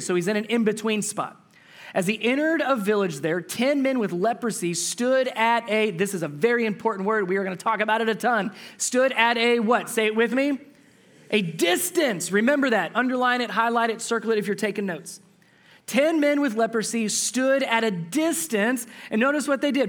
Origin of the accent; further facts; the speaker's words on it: Cincinnati, Ohio, United States; I'm from Cincinnati, Ohio, so just north of where I grew up